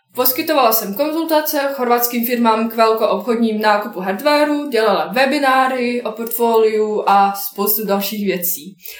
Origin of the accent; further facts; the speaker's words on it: Bosnia & Herzegovina; Czech is a second language; moved away as an adult; now in Prague, Czech Republic; pocházím z Bosny